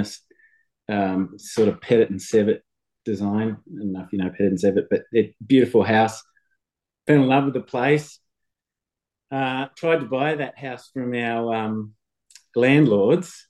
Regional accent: Newcastle, New South Wales, Australia; also born or lived in Sydney, Australia; now in Austinmer, Australia; I came from Newcastle, another beach, beach town.

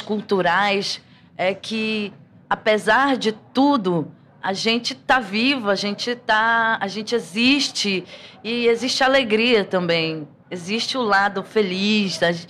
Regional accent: Pará, Brazil; não tem como crescer no Pará

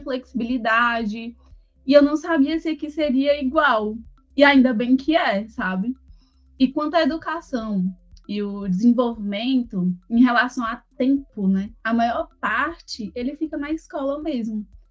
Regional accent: Fortaleza, Ceará, Brazil; moved away as an adult; now in Manaus, Brazil; Eu sou de Fortaleza, meu esposo é de Brasília e, e moramos juntos em Manaus há sete anos

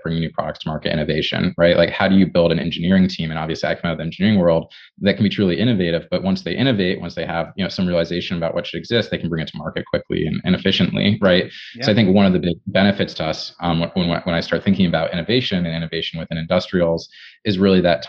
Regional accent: Ann Arbor, Michigan, United States; I grew up in Michigan

